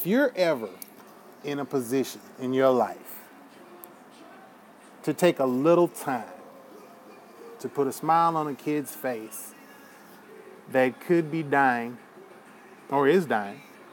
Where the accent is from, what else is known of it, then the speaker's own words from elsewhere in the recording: United States; as an American